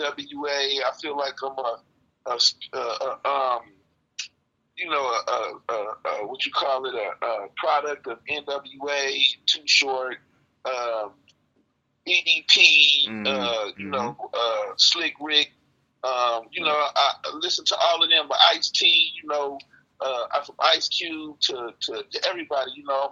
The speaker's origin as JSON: {"language": "English", "area": "Bay Area", "region": "California", "country": "United States", "tie": "born or raised there", "also_born_or_lived": "Texas", "said": "I was born in Texas and I was raised in the Bay Area."}